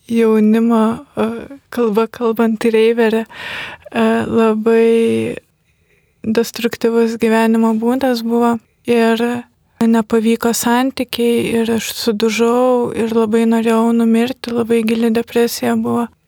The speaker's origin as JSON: {"language": "Lithuanian", "country": "Lithuania", "tie": "born or raised there", "said": "aš esu iš Kulupienų, tai yra gan netoli pakutuvenų kaimo esanti gyvenvietė."}